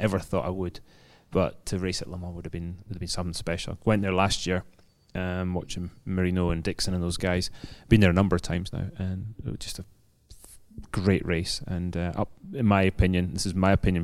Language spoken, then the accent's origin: English; Scotland, United Kingdom; now in London, United Kingdom; as a Scotsman